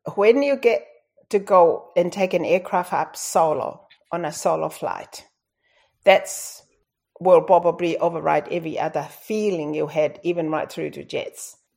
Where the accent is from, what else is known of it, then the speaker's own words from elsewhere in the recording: Tonga; first language Tongan; English is a second language; moved away as an adult; now in Australia; growing up in Tonga, it's tough.